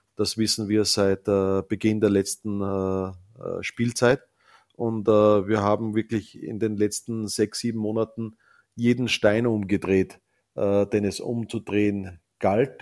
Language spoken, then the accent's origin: German; Salzkammergut, Upper Austria, Austria; ich komme aus dem Salzkammergut